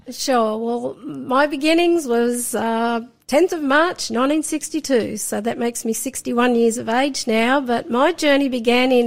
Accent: Sydney, New South Wales, Australia; I was born in Sydney. So I grew up in Sydney

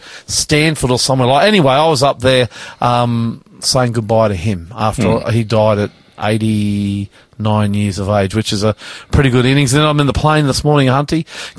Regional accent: Brisbane, Queensland, Australia; now in Sydney, Australia; Brisbane, my hometown

